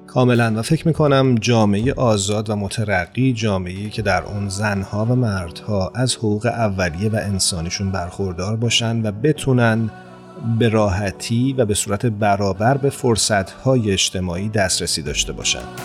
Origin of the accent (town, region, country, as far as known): Iran; moved away